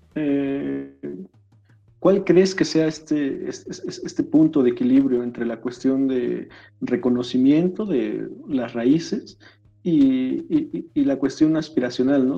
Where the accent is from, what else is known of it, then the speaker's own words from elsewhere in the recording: Mexico; los mexicanos somos quienes mejor tocamos el, el balompié